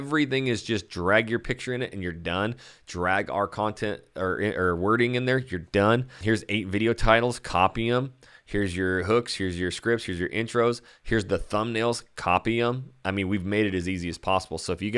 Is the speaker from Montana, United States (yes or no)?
no; California, United States; You know, we come from California and never, you know, everybody looks at it as a beach town, but we do have a lot of trees.